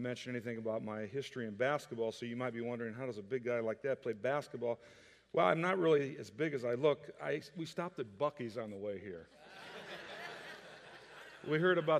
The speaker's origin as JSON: {"language": "English", "region": "Iowa", "country": "United States", "tie": "born or raised there", "also_born_or_lived": "Kansas", "moved": "as an adult", "lives_now": "Texas, United States", "said": "I grew up in Iowa, a big Hawkeye fan"}